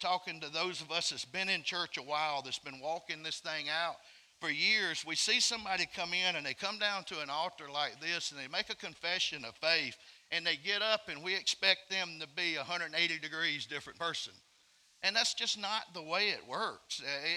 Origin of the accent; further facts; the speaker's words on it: Alabama, United States; I'm from Alabama. I'm not from Mississippi